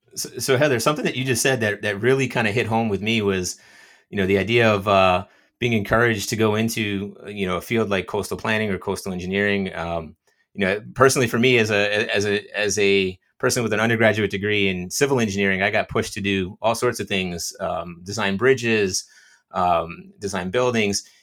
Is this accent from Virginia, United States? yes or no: no; New Jersey, United States; also born or lived in Australia; I was born and raised in New Jersey, so I've lived in New Jersey